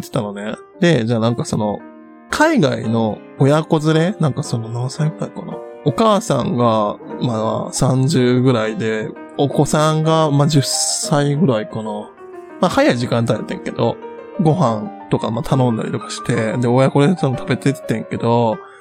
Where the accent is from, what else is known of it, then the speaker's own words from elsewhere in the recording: Nara, Japan; moved away as an adult; now in Tokyo, Japan; 自分その、奈良の田舎から来た